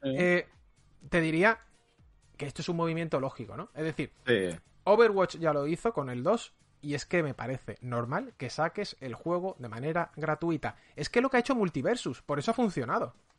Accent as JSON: {"language": "Spanish", "town": "Seville", "region": "Andalusia", "country": "Spain", "said": "Yo, por ejemplo, soy de Sevilla"}